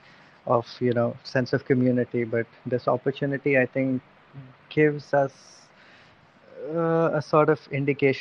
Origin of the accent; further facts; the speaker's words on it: Bihar, India; moved away; also born or lived in Cardiff; because I'm from Bihar, so chana is an integral part of our iftar